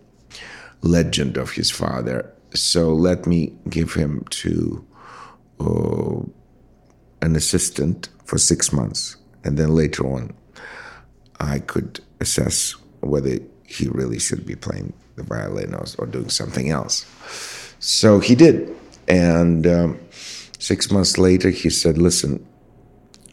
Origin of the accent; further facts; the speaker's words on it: Russia; moved away; I grew up in Russia